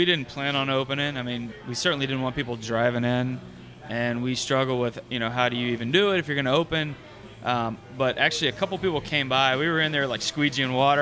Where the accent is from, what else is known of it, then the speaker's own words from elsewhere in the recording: Houston, Texas, United States; also born or lived in Louisiana; I grew up in Houston, but I was born in Louisiana, so I lived there for a few years